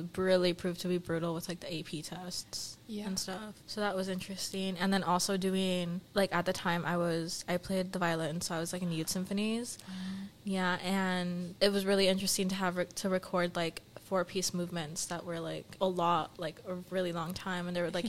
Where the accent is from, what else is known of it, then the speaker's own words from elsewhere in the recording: Santa Barbara, California, United States; So I'm from Santa Barbara.